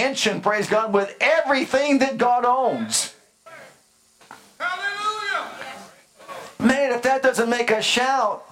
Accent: United States; I'm American, Italian. If I go by ancestry, I'm Greek.

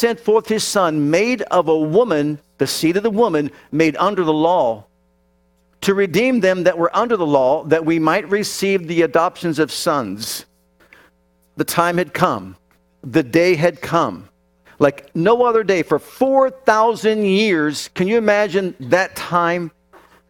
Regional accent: Youngstown, Ohio, United States; I was born up in Youngstown, Ohio

